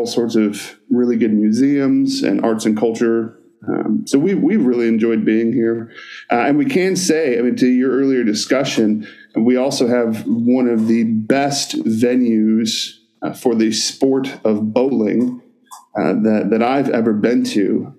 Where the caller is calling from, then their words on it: Pittsburgh, Pennsylvania, United States; I'm calling in from Pittsburgh, Pennsylvania, where I pastor Grace and Peace Presbyterian Church.